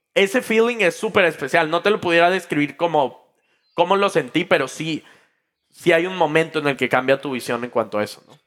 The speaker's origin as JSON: {"language": "Spanish", "country": "Mexico", "tie": "born or raised there", "said": "yo estaba en México, en mi país pues, natal, en mi ciudad natal"}